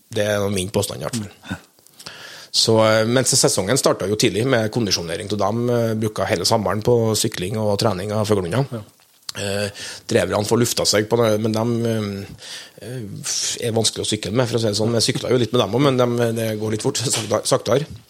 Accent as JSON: {"language": "Norwegian", "country": "Norway", "tie": "born or raised there", "also_born_or_lived": "near Oslo", "said": "kunne faktisk etablert meg på heimgården min, da, der jeg vokste opp"}